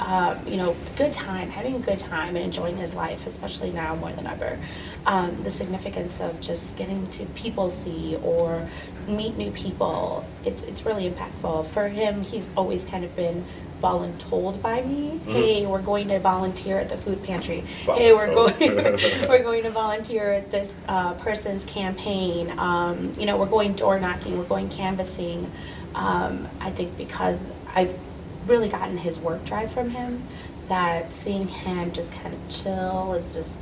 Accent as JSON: {"language": "English", "town": "Wheaton", "region": "Illinois", "country": "United States", "also_born_or_lived": "Aurora, Illinois", "moved": "yes", "lives_now": "Oswego, United States", "said": "I'm originally from Wheaton, Illinois, and I've been in Aurora since 19, well, actually, in Oswego, but I call Aurora, you know, my area where I hang and play and do all things business, since 1999"}